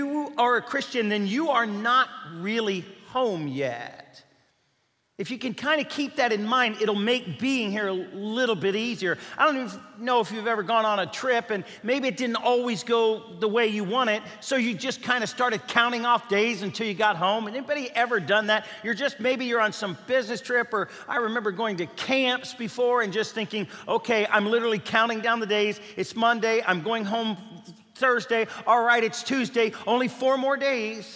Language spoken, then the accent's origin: English; Bellevue, Kentucky, United States; moved away; I was born and raised in Bellevue, Kentucky.